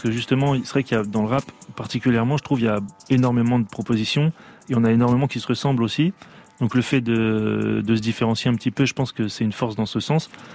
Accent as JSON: {"language": "French", "region": "Hauts-de-France", "country": "France", "said": "Je viens du nord de la France"}